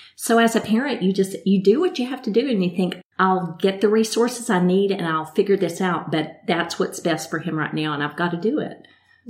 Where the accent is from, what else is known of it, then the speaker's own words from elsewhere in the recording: Midland, Texas, United States; moved away as an adult; now in Pensacola, United States; I'm originally from West Texas, Midland, Texas